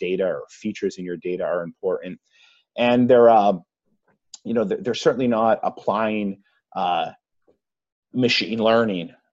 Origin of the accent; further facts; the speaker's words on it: Massachusetts, United States; accent: Massachusetts; my Massachusetts accent